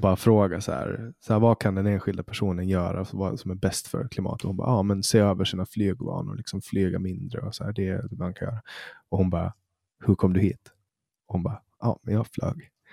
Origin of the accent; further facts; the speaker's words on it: Poland; now in Sweden; där jag kommer ifrån, Polen